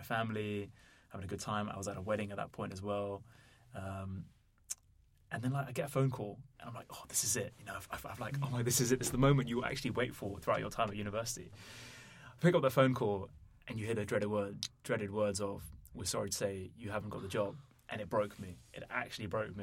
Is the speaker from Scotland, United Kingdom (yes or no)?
no; London, United Kingdom; also born or lived in Netherlands; I was born in London, grew up here, also lived in the Netherlands.